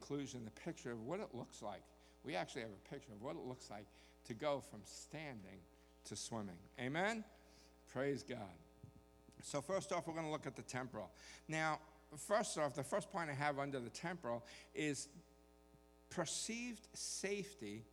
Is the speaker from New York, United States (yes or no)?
yes; New York, United States; now in Texas, United States; I certainly was born in the wrong place when I was born in New York. I belonged here in Texas